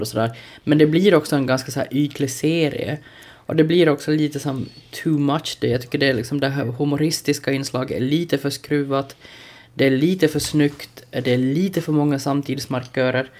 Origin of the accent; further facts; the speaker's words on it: Ostrobothnia, Finland; jag trots allt är en sån här osäker men stursk österbottning